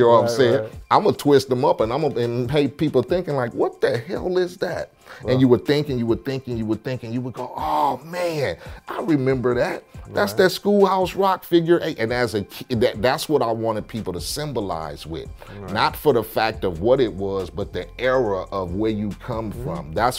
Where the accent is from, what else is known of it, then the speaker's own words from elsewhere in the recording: Compton, California, United States; Like I keep telling people, I come from Compton, I gang bang, I did all that.